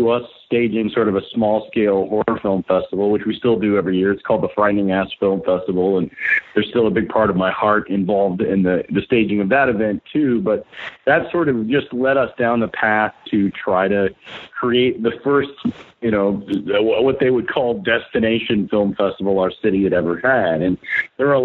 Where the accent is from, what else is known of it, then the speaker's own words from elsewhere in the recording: Chattanooga, Tennessee, United States; I grew up in Chattanooga, but literally had to leave it when I was about 18 years old